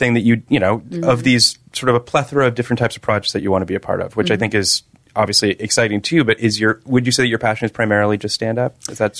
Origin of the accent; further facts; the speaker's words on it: Toronto, Ontario, Canada; My hometown.